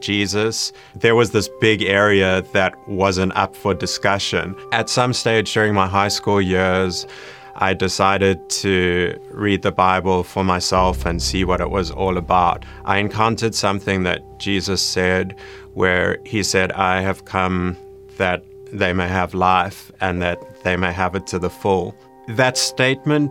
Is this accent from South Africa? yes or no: yes; Johannesburg, Gauteng, South Africa; I grew up in Johannesburg, South Africa.